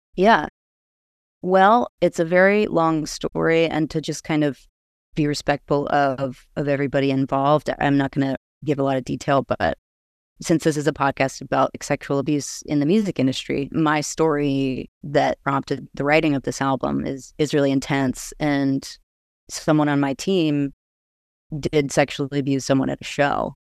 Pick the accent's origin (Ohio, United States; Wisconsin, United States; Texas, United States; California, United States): Texas, United States; Austin; I am a musician from Austin, Texas